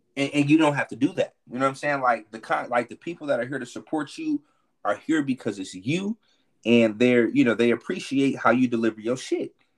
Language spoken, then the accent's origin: English; Milwaukee, Wisconsin, United States; moved away as an adult; now in Houston, United States; I'm from Milwaukee, right? But I live in mm-hmm. Houston. I'm in my 17th year living in Houston